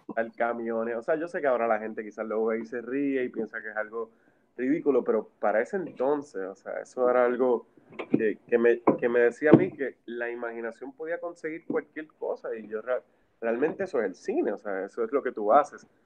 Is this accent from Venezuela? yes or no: no; Puerto Rico; yo soy acá de Macao